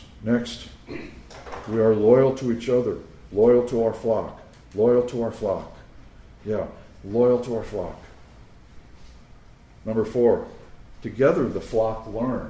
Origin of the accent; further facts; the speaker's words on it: Long Island, New York, United States; I grew up in the Italian section of Long Island